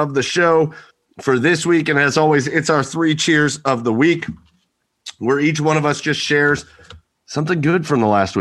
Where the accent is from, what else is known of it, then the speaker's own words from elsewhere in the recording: Rocky River, Ohio, United States; they filmed like all the shots from around town in Rocky River. So that was just my hometown in a movie